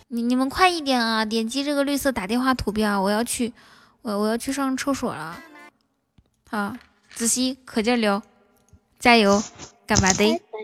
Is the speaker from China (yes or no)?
yes; Northeast China, China; 我们那边，我我我们我们好像是东北那边也是说肉啊